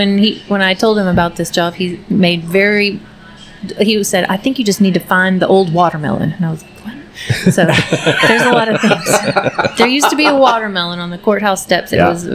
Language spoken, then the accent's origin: English; Weatherford, Texas, United States; also born or lived in Virginia; I was made in Texas and born in Virginia, but my whole family is from here. So I've been here. I would refer to myself as like a fourth generation Parker County resident at least.